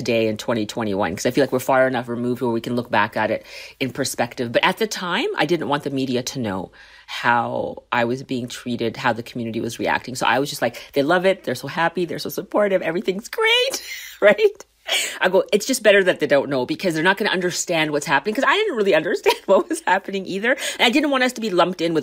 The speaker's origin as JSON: {"language": "English", "country": "Canada", "tie": "born or raised there", "also_born_or_lived": "Liverpool, United Kingdom / Saskatchewan", "said": "I was born in Liverpool, UK, raised in Canada"}